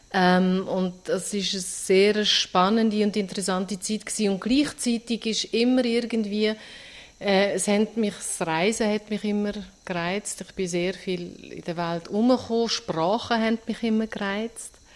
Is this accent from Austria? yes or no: yes; Austria; also born or lived in St. Gallen, Switzerland; now in Switzerland; in der Schweiz geboren und in Österreich aufgewachsen